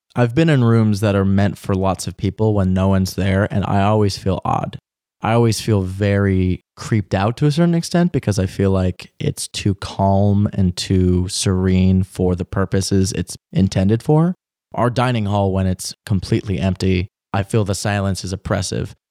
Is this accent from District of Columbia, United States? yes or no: yes; Washington, District of Columbia, United States; my hometown. I'm from D C